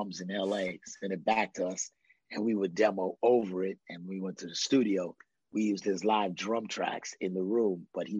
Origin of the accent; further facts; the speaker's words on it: New York, United States; I'm a New Yorker.